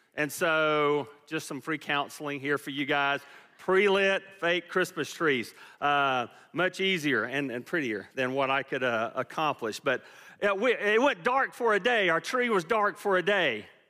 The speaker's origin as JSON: {"language": "English", "town": "Fayetteville", "region": "Georgia", "country": "United States", "tie": "born or raised there", "moved": "as an adult", "said": "we grew up in Fayetteville, Georgia"}